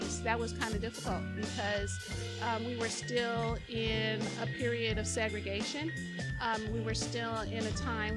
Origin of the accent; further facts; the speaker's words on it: Los Angeles, California, United States; I was born and raised here in Los Angeles, and I grew up in West Los Angeles.